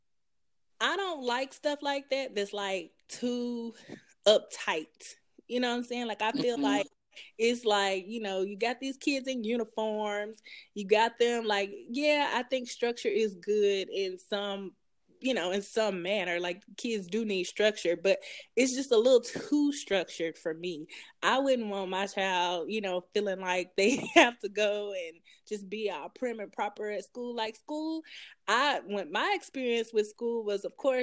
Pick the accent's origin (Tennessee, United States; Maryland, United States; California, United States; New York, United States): Tennessee, United States; Ripley; also born or lived in Jackson, Tennessee; I grew up in Ripley, Tennessee, which is like super small. And then I moved to Jackson, Tennessee for my high school years